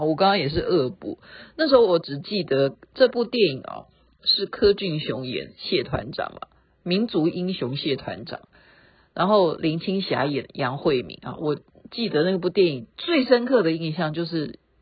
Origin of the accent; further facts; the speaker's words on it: Taiwan; 这样才代表我是台湾人